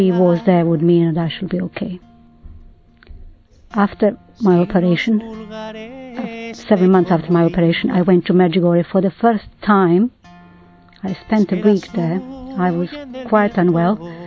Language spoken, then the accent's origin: English; Croatia; moved away; I was born in Croatia. All through my childhood we said rosary every day in our house